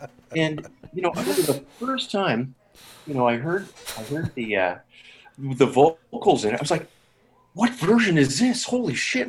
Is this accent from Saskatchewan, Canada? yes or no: yes; Saskatoon, Saskatchewan, Canada; I grew up in Saskatchewan. Yes, I was born here in Saskatoon at Saskatoon City Hospital